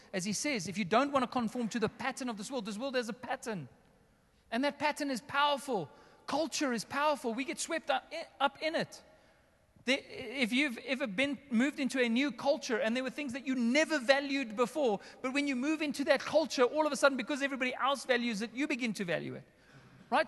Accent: Johannesburg, Gauteng, South Africa; also born or lived in West Rand; I was raised here in the northern suburbs. I'm essentially in my hometown right now

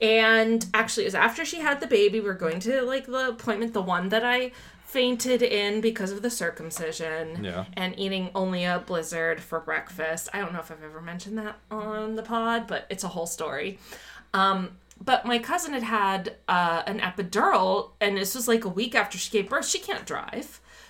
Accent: Florida, United States; moved away; I came from Florida. We have no inclines.

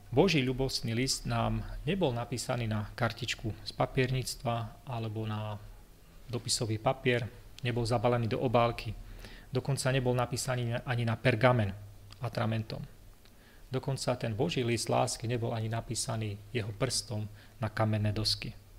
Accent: Levoča, Prešov Region, Slovakia; moved away as an adult; also born or lived in Zvolen / United States; som vyrastal v Levoči

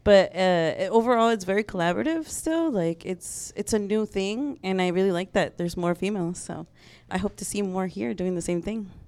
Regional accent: Chicago, Illinois, United States; moved away as an adult; also born or lived in Mexico City; I was from Chicago

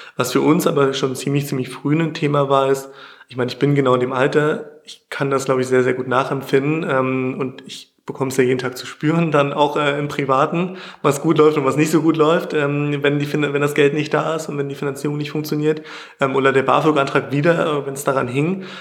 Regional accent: near Magdeburg, Saxony-Anhalt, Germany; Ich komme aus der Nähe von Magdeburg

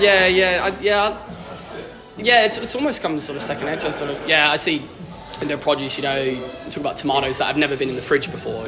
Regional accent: Cornwall, South West England, United Kingdom; moved away as an adult; now in Melbourne, Australia; grew up Cornwall, left left Cornwall when I was 19

